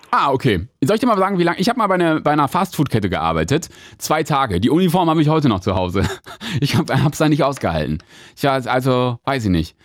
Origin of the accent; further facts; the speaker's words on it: Thuringia, Germany; Ich bin, ich komme aus Thüringen gebürtig und da wohne ich ja immer noch